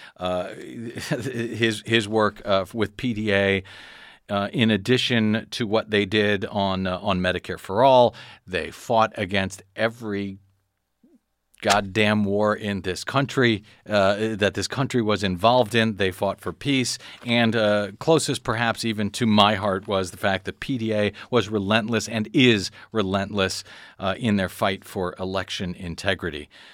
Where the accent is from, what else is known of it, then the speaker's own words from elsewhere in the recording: St. Louis, Missouri, United States; now in Los Angeles, United States; I grew up in St. Louis, Missouri.